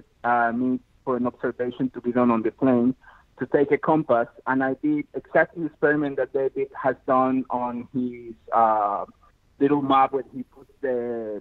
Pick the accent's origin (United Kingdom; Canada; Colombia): Colombia; now in Australia; I'm originally from Colombia